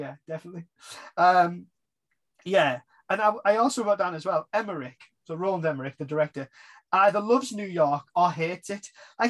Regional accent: England, United Kingdom; we as English British people

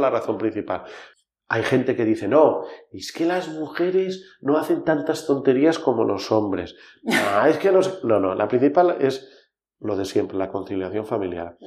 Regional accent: Val d'Aran, Catalonia, Spain; Somos el Valle de Arán, vivimos 10.000 personas.

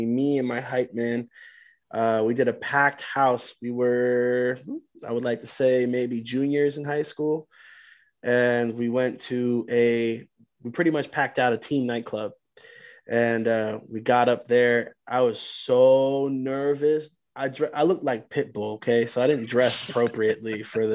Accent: New Jersey, United States

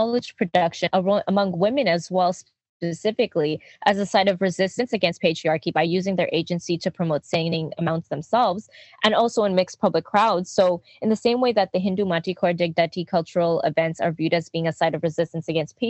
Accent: Quebec, Canada; growing up in Quebec, Jojogé, which is colloquially known as Quebec, Montréal.

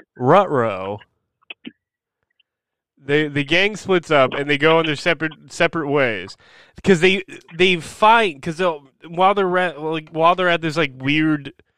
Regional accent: New Jersey, United States; I grew up in New Jersey.

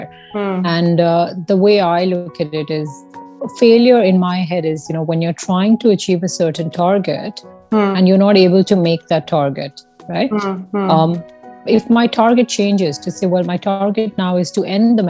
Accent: Jaipur, Rajasthan, India; moved away as an adult; also born or lived in Scotland; I was born in a very small town in Rajasthan. Okay. I'm from a, you know, and then I grew up in Jaipur and all that. And then when we got married, we moved to Scotland

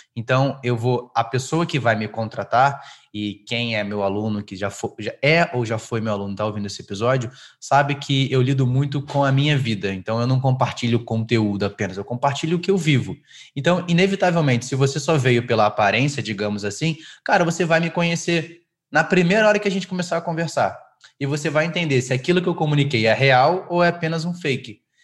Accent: Rio de Janeiro, Brazil; now in São Paulo, Brazil; eu sou carioca, né, natural do Rio de Janeiro

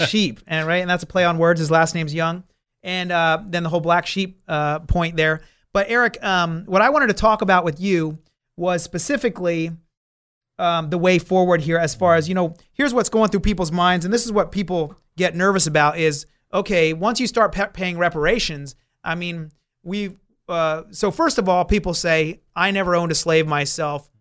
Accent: New Jersey, United States; now in Southern California, United States; That was back on the East Coast. I, I'm from New Jersey.

